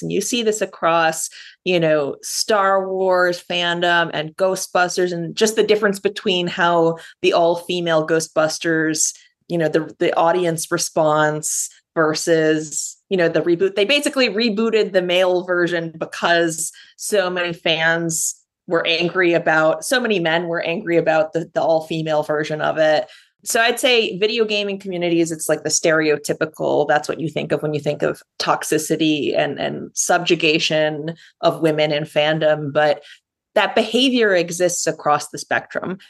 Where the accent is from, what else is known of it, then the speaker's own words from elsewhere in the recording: Rochester, New York, United States; now in New York City, United States; I grew up in Rochester, New York, the outermost borough. I live in New York City now